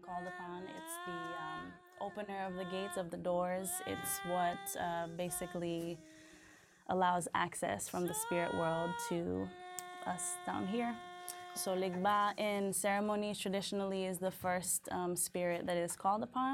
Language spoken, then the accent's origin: English; Haiti; moved away; I identify as Haitian, though I was born here. I was raised in Haiti